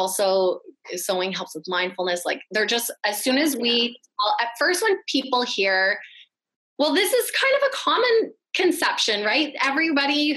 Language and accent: English; Vancouver, British Columbia, Canada; moved away as an adult; also born or lived in Toronto, Canada; I grew up in Vancouver, when I moved out to Toronto for university